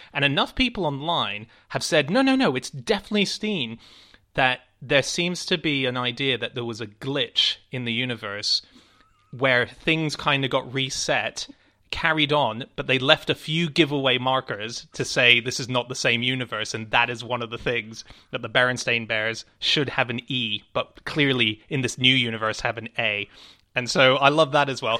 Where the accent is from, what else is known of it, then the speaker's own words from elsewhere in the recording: Hong Kong; moved away; I was born and raised in Hong Kong